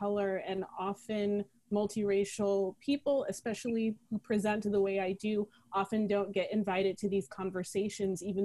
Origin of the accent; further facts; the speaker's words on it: Michigan, United States; now in New York City, United States; I was born and raised in Michigan